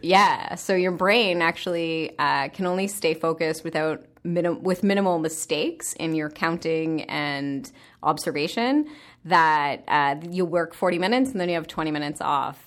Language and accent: English; Sarnia, Ontario, Canada; I'm a small city girl from Sarnia, Ontario.